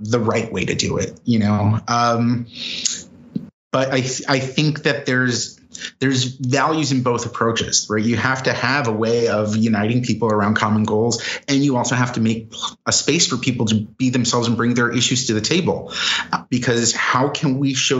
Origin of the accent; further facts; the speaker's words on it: United States; American Jews